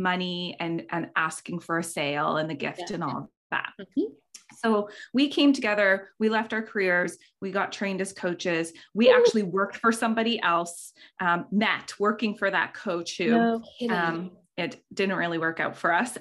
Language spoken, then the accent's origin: English; Canada; We're all Canadian here